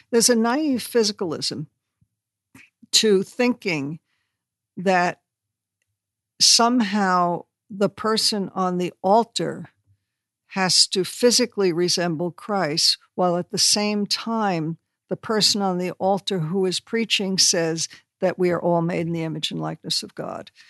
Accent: New York, United States; I'm from New York

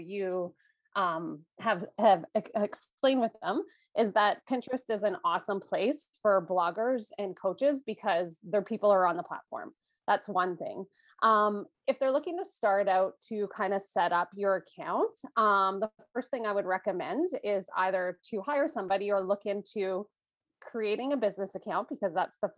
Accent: Canada; also born or lived in Toronto, Canada; I am Canadian, so I'm up in Toronto, Canada

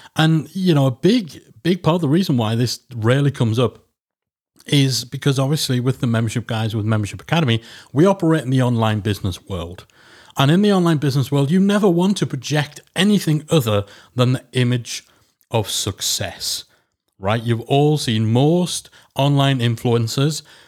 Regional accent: Geordie, North East England, United Kingdom; I'm a northerner. I'm a Geordie.

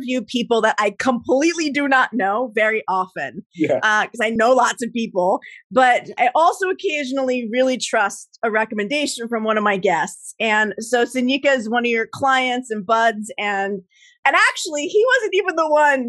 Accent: New Jersey, United States; I grew up in Jersey

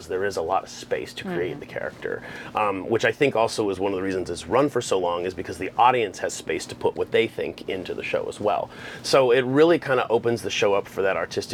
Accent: Arizona, United States; moved away; I'm from Arizona

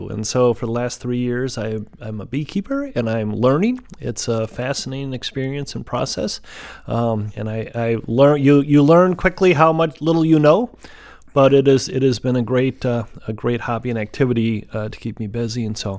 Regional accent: Fitchburg, Wisconsin, United States; So I grew up in Fitchburg, not too south, just south of Madison, on a dairy farm, like a lot of folks did.

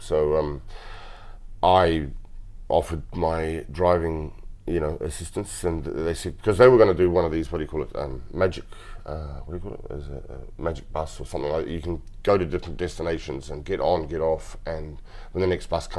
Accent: Christchurch, Canterbury, New Zealand; I was born in Christchurch, 1974. Yeah, in New Zealand.

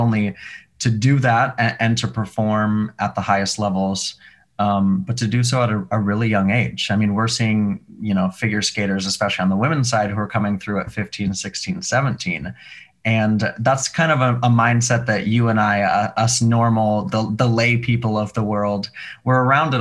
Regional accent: Montana, United States; moved away as an adult; also born or lived in Seattle; now in New York, United States; I grew up in Montana. I went to college in Seattle. I've been in New York since.

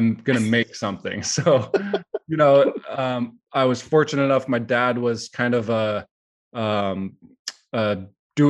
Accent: San Jose, California, United States; I was born and raised in San Jose

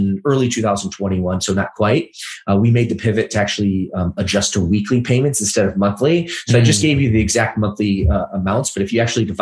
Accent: Midwest, United States; moved away as an adult; also born or lived in Los Angeles; I grew up in the Midwest, great place, amazing people, but not necessarily the fitness capital of the world

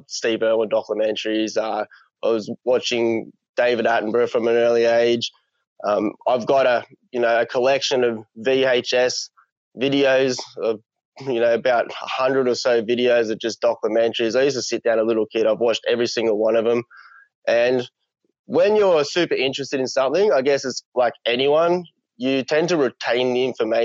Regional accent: Blaxland, New South Wales, Australia; I grew up in the Blue Mountains, in the lower Blue Mountains, a little town called Blaxland

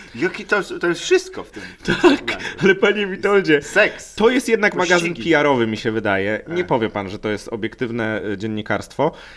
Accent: Lower Silesian Voivodeship, Poland; Ja też pochodzę z tego województwa

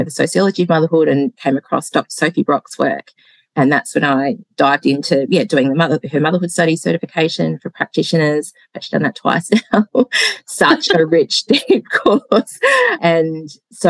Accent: Hobart, Tasmania, Australia; also born or lived in Melbourne, Australia; now in Gippsland, Australia; I am Hobart born

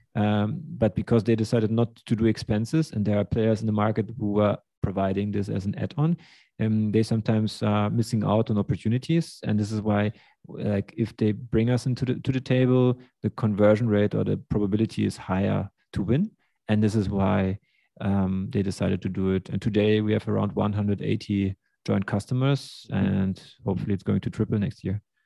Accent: Germany; also born or lived in Russia; I'm from Russia. Grew up in Germany.

